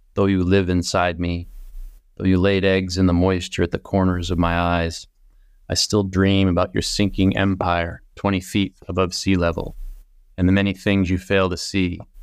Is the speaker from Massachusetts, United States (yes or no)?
yes; Plymouth, Massachusetts, United States; moved away as an adult; now in West Coast, United States; I'm from the East Coast